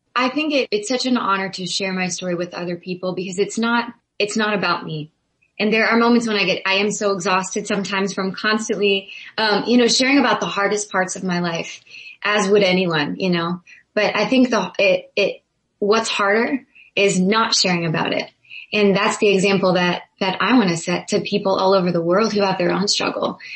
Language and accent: English; Zanesville, Ohio, United States; I'm from Zanesville, Ohio.